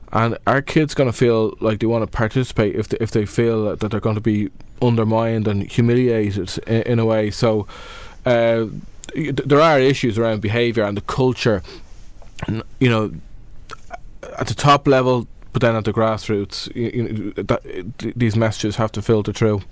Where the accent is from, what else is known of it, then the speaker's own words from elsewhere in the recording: Dublin, Leinster, Ireland; I'm from Dublin